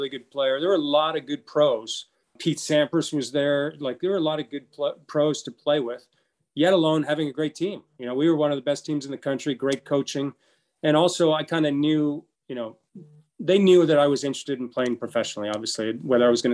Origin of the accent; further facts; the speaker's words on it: Bahamas; moved away as an adult; also born or lived in Los Angeles, United States; growing up in the Bahamas